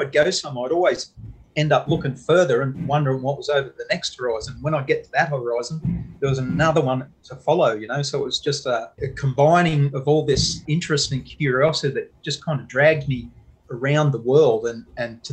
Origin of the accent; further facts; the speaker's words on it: Newcastle, New South Wales, Australia; also born or lived in United States; now in Miami, United States; I was born and raised in Newcastle, though, and now live in the USA.